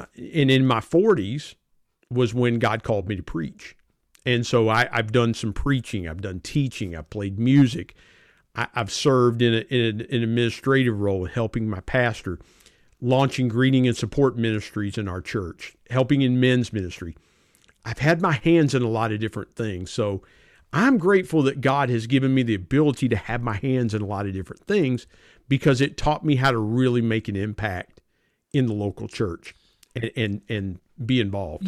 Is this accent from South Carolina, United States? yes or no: no; South Point, Ohio, United States; moved away as an adult; also born or lived in Belpre, Ohio; now in Barboursville, United States; I grew up in a little town called South Point, Ohio